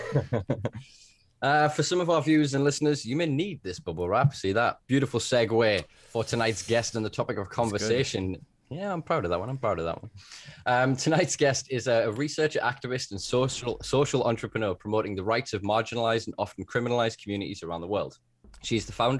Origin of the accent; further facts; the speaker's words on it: Northern England, United Kingdom; I'm from Northern England